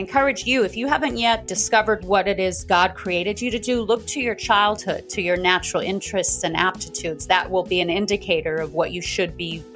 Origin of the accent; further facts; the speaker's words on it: South Africa; moved away; I'm originally from South Africa